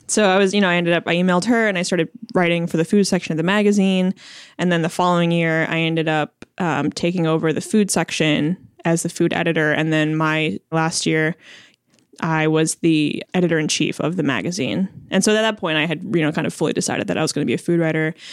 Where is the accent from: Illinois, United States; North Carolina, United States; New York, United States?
Illinois, United States; Chicago; first language Chinese; moved away as an adult; also born or lived in Champaign-Urbana, Illinois; now in Portland, United States; I was born and raised in Chicago